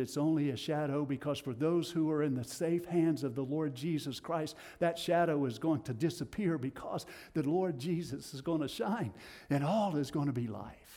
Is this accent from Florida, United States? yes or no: no; Tennessee, United States; accent: Tennessee; my Tennessee accent